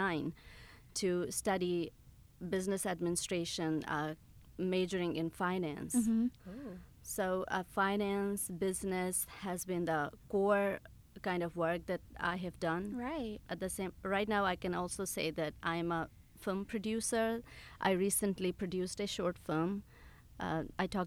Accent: Chitral, Khyber Pakhtunkhwa, Pakistan; moved away as an adult; now in Memphis, United States; I was born and raised in Chitral, Pakistan. So I moved to United States 20 years ago.

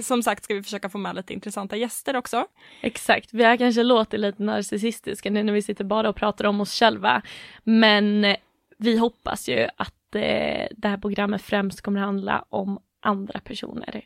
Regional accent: Åland Islands; moved away as an adult; now in Gothenburg, Sweden; bor i Göteborg, kommer från Åland

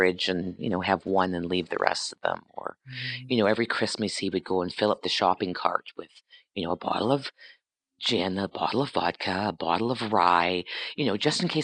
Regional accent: Sault Ste. Marie, Ontario, Canada; moved away as an adult; I grew up in Northern Ontario.

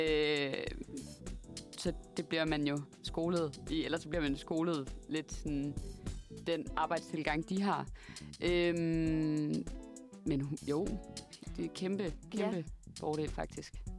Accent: a small town outside Aalborg, North Denmark Region, Denmark; accent: Jutlandic; moved away as an adult; now in Copenhagen, Denmark; jeg er fra Aalborg, men en lille by uden for Aalborg

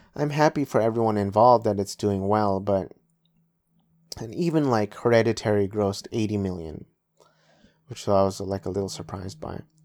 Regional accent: United States; I was born and raised in in the United States of America, but my parents are full Filipino

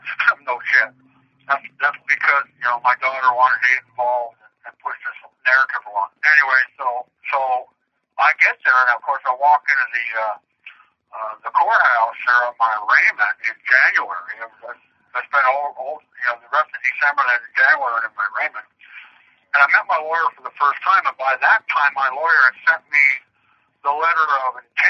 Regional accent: Canada; I'm Canadian

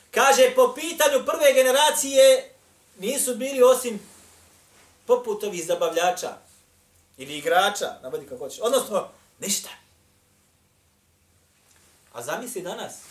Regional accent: Bosnia & Herzegovina

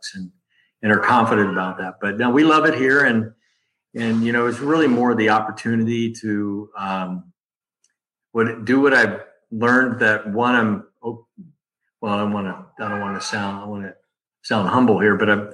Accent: Hawaii, United States; also born or lived in Sacramento; now in San Diego, United States; I grew up in Hawaii.

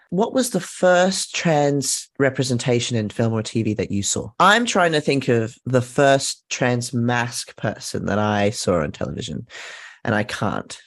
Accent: Australia; as an Australian trans kid.

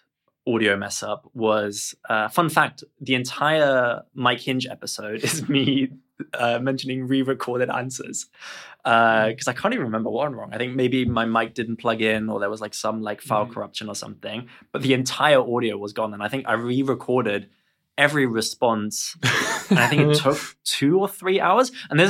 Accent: Germany; I'm actually from Germany, so I can do hello.

